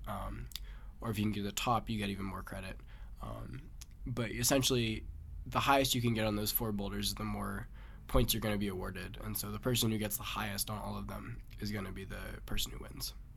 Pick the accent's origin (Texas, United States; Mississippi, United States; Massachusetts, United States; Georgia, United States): Massachusetts, United States; I'm from Massachusetts